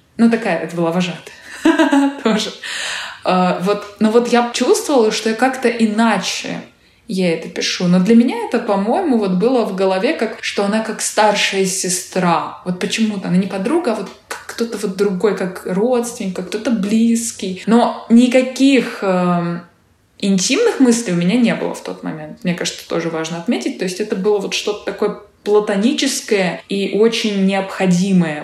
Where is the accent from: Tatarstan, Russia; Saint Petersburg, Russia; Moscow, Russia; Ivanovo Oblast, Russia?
Saint Petersburg, Russia; moved away; Да, я и родилась в Питере, и выросла в Питере, и вот до последнего момента жила в Питере